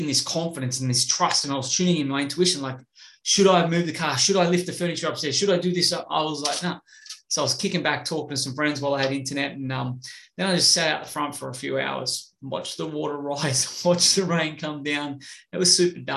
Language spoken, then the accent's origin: English; Australia; I'm from Australia